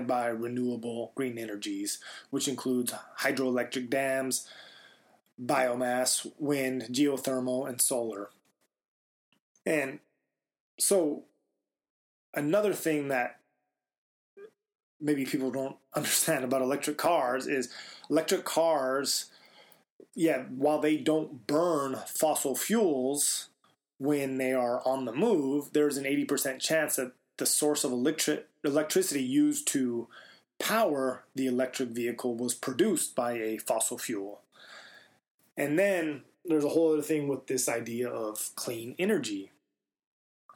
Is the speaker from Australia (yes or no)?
no; Silver City, New Mexico, United States; I grew up in Silver City, New Mexico